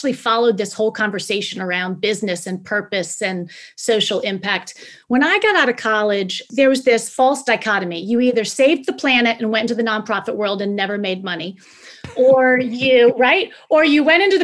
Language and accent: English; Northern Virginia, United States; I grew up in the northern part of Virginia.